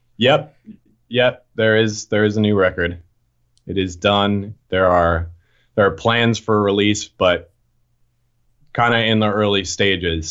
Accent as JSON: {"language": "English", "area": "right outside of Boston", "region": "Massachusetts", "country": "United States", "tie": "born or raised there", "moved": "as an adult", "lives_now": "Philadelphia, United States", "said": "I grew up right outside of Boston, and then I moved here when I was nineteen to go to Drexel"}